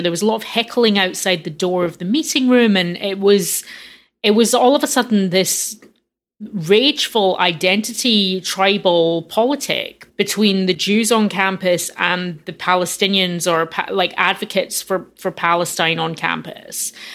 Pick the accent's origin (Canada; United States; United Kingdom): United Kingdom; Glasgow, Scotland; moved away; growing up in Glasgow